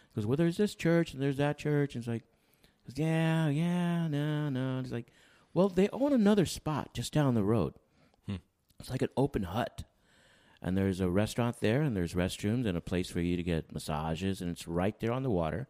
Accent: San Antonio, Texas, United States; moved away as an adult; also born or lived in Seguin, Texas / Plano, Texas; now in Wampsville, United States; growing up in San Antonio.

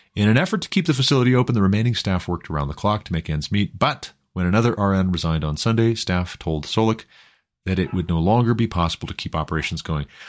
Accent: Montana, United States; moved away as an adult; now in Colorado, United States; my home state of Montana, where I'm originally from, where we moved to Colorado from, uh, back in two thousand nineteen

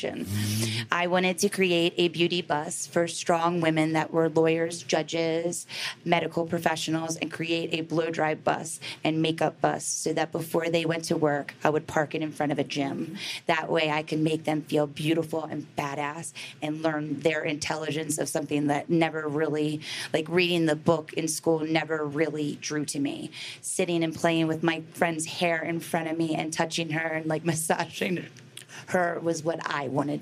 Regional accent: Baltimore, Maryland, United States; I grew up in Baltimore City.

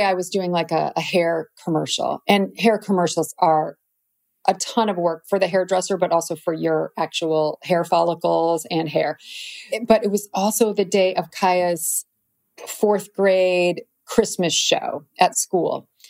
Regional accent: Midwest, United States; Plus just growing up in the Midwest, it's very hardworking, normal people.

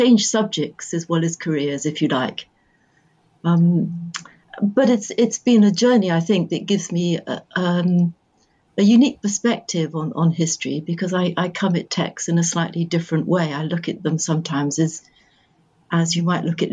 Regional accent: Bristol, South West England, United Kingdom; now in London, United Kingdom; And I was born in Bristol.

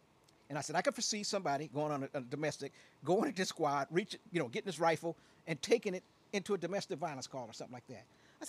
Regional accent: Aurora, Illinois, United States; also born or lived in Chicago; You know, and I born and raised in Chicago. I'm an Auroran. You know, that's I'm from Aurora.

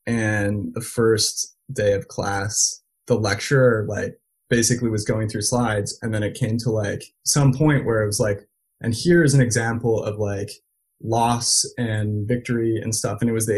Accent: Belgium; Like I grew up speaking multiple languages. And growing up in Belgium was fantastic.

